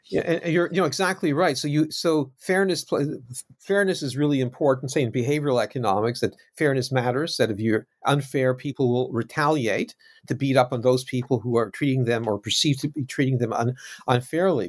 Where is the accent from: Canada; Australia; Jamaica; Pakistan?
Canada; now in United Kingdom; I'm not American, I'm Canadian, now living in the U K